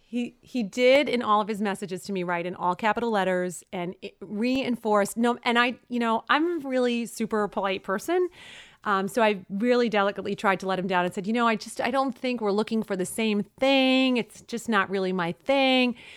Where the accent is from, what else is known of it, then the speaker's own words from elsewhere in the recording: New York City, New York, United States; I was born and raised in Brooklyn